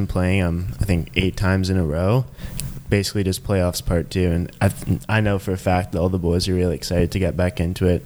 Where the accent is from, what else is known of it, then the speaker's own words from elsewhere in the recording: Toronto, Ontario, Canada; moved away as an adult; also born or lived in Prince Edward Island; I'm from Toronto, but moved here about 2 years ago